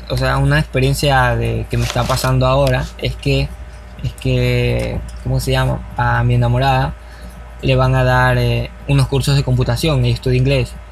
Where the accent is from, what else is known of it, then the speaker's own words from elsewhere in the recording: Ecuador; hablemos como ecuatorianos que somos.